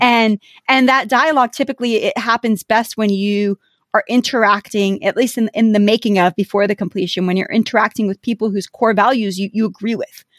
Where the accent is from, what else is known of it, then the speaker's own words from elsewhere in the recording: United States; so my parents are Iraqi. I consider myself Iraqi, but I was born in America